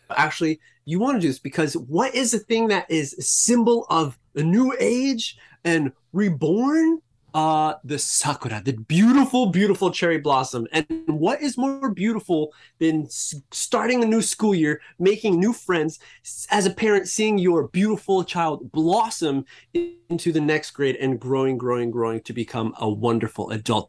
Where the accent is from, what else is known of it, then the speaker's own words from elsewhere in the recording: United States; I grew up in in America